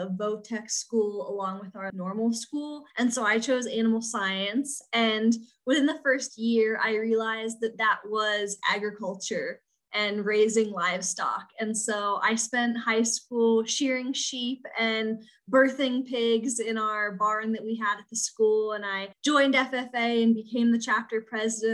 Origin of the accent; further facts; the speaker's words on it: eastern shore of Maryland, United States; I'm from a very small town on the eastern shore of Maryland.